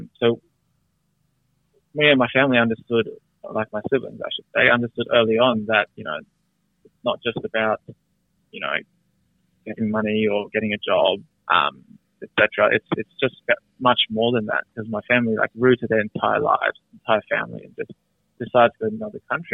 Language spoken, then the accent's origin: English; Australia; grew up in Australia